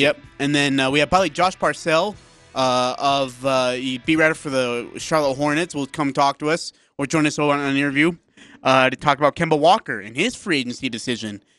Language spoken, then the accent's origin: English; India; moved away; I'm from India